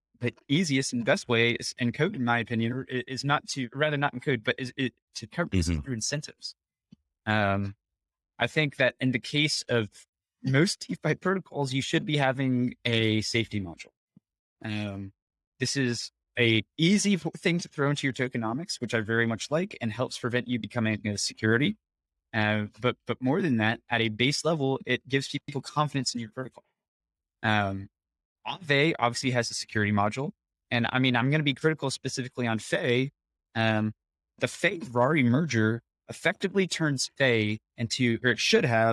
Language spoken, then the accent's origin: English; United States; as an American developer